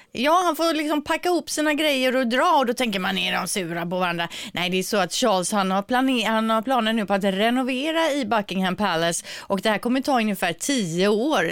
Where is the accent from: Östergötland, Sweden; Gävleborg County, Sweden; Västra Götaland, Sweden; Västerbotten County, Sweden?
Västra Götaland, Sweden; Gothenburg; accent: Gothenburg dialect; vår dialekt